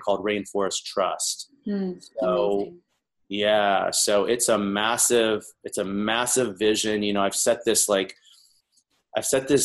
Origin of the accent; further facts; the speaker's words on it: the South, United States; moved away as an adult; now in Los Angeles, United States; I'm originally from the South. I've been out in LA now for about 15 years